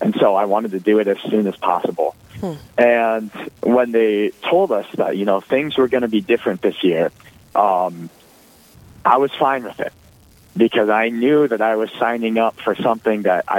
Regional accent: Elk Point, South Dakota, United States; I'm from Elk Point, South Dakota, so about as southeast as you can get in the state.

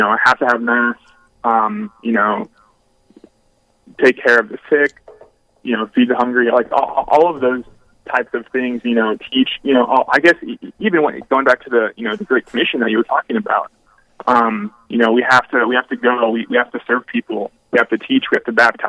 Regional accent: Brainerd, Minnesota, United States; now in Duluth, United States; I grew up in Brainerd, Minnesota

